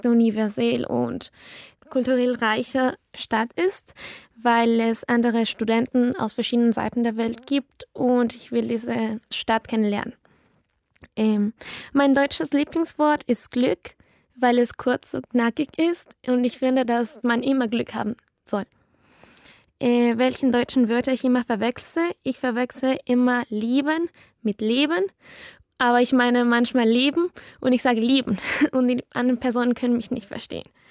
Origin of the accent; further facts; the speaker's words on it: Quito, Pichincha, Ecuador; German is a second language; Ich komme aus Quito, Ecuador